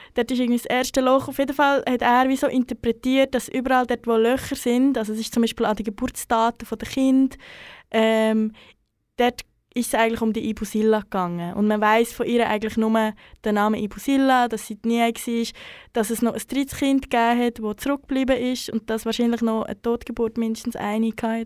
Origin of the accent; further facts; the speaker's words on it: Central Switzerland, Switzerland; moved away; also born or lived in Bern; in meinem Umfeld, wo ich aufgewachsen bin, recht ähm, festes Narrativ vorherrscht, dass ähm, die Schweiz oder spezifisch die Innerschweiz ähm, überhaupt nichts mit der Kolonialgeschichte zu tun hat